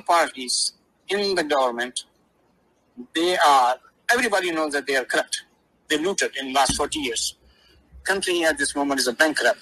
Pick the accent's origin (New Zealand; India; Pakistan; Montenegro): Pakistan; now in United States; as a Pakistani